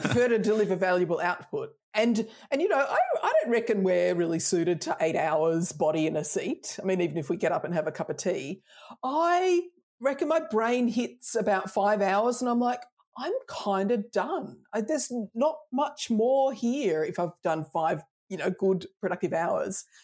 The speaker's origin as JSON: {"language": "English", "country": "Australia", "tie": "born or raised there", "accent": "Australian", "said": "I'm Australian, I grew up Australian"}